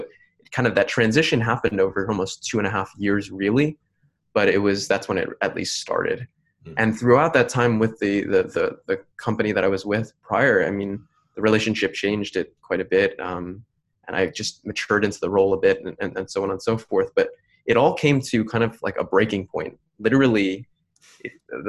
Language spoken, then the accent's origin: English; New Jersey, United States; I'm born in New Jersey. I was born in New Jersey